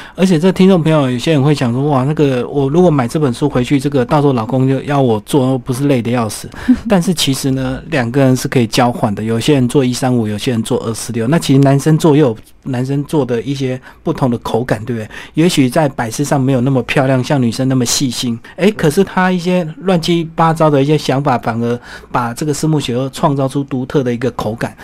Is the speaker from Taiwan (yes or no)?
yes; Taiwan; 我们如果身为台湾人